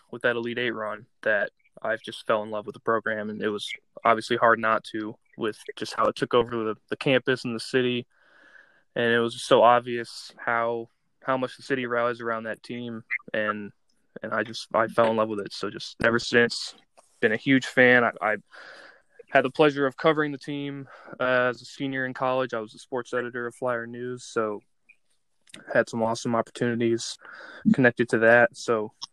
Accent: Indianapolis, Indiana, United States; I was born and raised in Indianapolis, Indiana

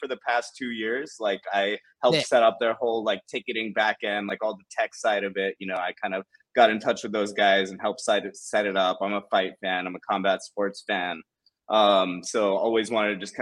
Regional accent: Silicon Valley, California, United States; moved away as an adult; now in Dubai, United Arab Emirates; I'm from California, from the Silicon Valley, moved out to Dubai recently.

